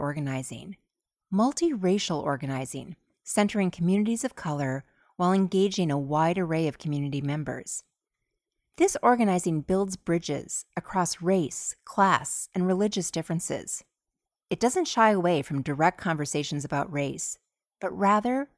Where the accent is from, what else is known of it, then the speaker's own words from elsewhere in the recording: Minnesota, United States; Minnesota, my home state